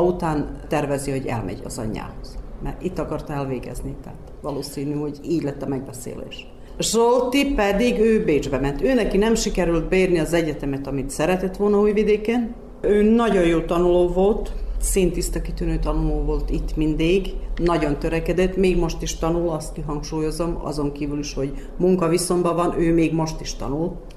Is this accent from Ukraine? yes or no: no; Udvarszállás, Vojvodina, Serbia; now in Vršac, Serbia; Udvarszállási születésű vagyok, de már 40, majd 42 éve itt élek Versecen